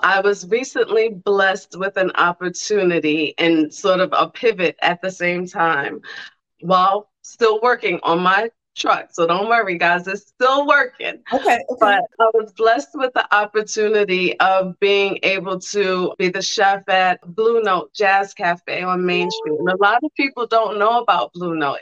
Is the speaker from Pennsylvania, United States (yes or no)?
no; New York City, New York, United States; now in Columbus, United States; I'm from Brooklyn